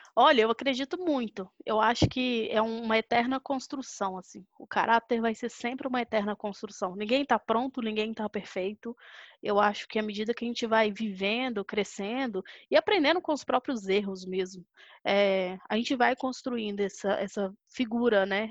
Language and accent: Portuguese; Belo Horizonte, Minas Gerais, Brazil; eu sou de BH, sou mineira, é, nascida e criada por aqui